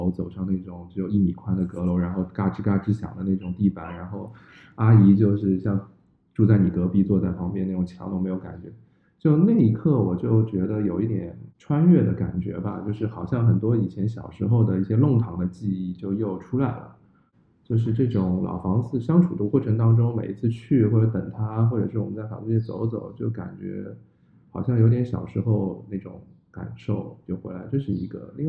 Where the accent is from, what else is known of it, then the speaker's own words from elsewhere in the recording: Shanghai, China; 因为作为上海人，其实我我我们的上海人都知道嘛，就小时候一些早餐摊点啊什么的，其实随着城市的变化，大家生活条件越来越好，其实也变得少了。